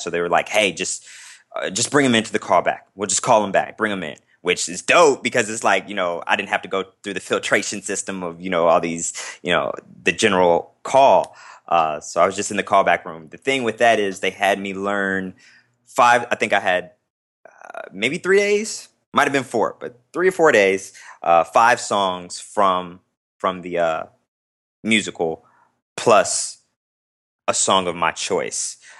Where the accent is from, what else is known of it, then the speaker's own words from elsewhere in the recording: Las Vegas, Nevada, United States; moved away as an adult; now in Chicago, United States; I'm from Las Vegas, Nevada